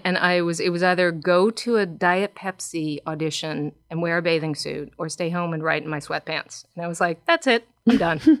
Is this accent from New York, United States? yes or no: yes; New York, United States; growing up in New York